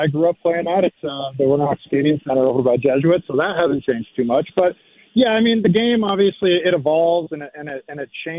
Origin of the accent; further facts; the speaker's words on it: Portland, Oregon, United States; also born or lived in North Dakota; I'm from Portland. Moved here when I was about 7-ish